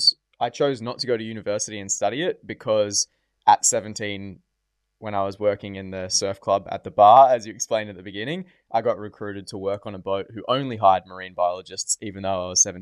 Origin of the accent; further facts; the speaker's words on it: Port Douglas, Queensland, Australia; now in Gold Coast, Australia; I grew up in Port Douglas.